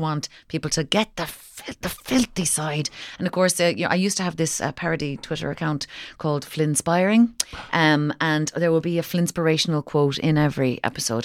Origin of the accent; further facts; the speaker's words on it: Kinsale, Munster, Ireland; I was from I'm from Kinsale